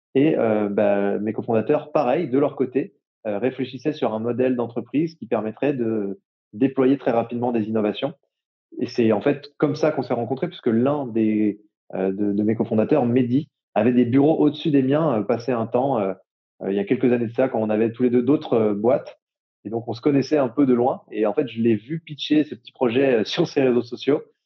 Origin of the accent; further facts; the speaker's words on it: Jura, Bourgogne-Franche-Comté, France; j'ai grandi dans le Jura